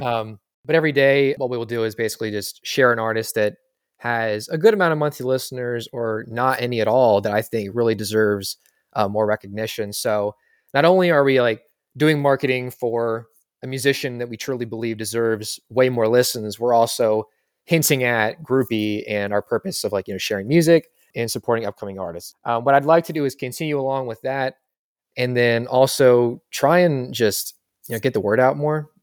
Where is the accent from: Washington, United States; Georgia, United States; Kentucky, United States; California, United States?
Kentucky, United States; Louisville; I'm from Louisville